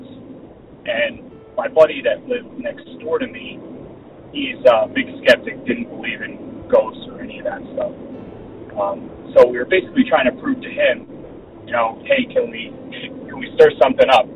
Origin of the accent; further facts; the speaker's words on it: New York, United States; I'm from New York State